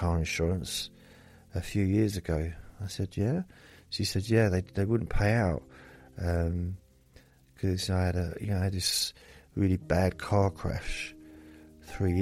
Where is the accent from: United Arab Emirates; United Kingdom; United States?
United Kingdom; England; I'm English